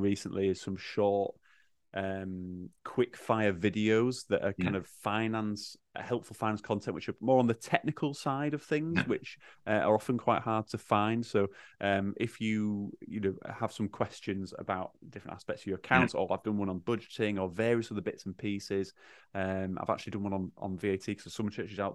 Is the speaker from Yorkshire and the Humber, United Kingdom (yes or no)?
yes; Yorkshire and the Humber, United Kingdom; accent: Yorkshire; my Yorkshire accent